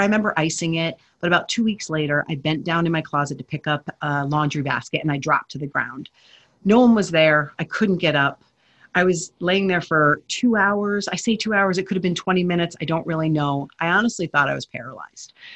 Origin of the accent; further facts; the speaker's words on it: New Jersey, United States; I grew up in New Jersey